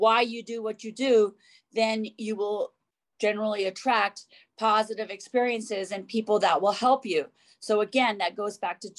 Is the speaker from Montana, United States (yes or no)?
yes; Montana, United States; I grew up in Montana, so I have those very deep roots of farm life